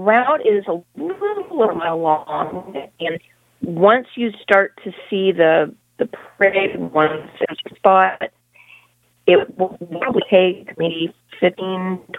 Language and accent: English; California, United States; now in New Orleans, United States; I'm originally from California, but I've lived all over because of work.